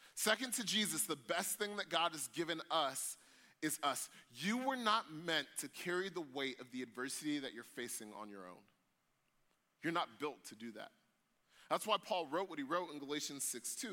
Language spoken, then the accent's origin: English; United States; us as American Christians